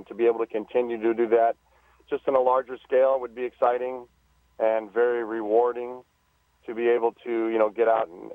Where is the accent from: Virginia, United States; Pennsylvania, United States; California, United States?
California, United States; Southern; I'm from Southern California